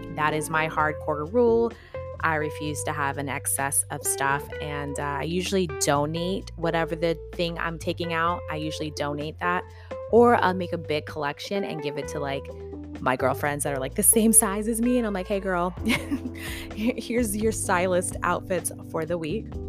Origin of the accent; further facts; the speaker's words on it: West Texas, United States; now in Southern California, United States; I'm from West Texas, and I am really happy that that's where I grew up